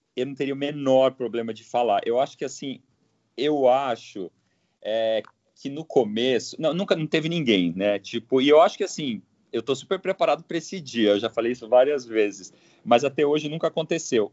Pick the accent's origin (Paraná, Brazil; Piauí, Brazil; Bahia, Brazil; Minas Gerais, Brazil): Paraná, Brazil; Londrina; moved away as an adult; now in São Paulo, Brazil; sou de Londrina, né? Eu sou do, do Paraná.